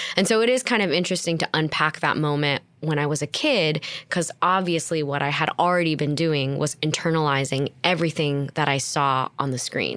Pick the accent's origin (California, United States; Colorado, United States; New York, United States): California, United States; Torrance; I was born in Torrance, California, raised in the South Bay